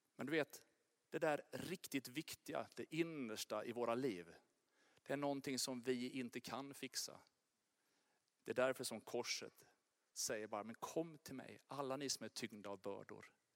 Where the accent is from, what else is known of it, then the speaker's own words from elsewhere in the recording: Sweden; jag är verkligen svensk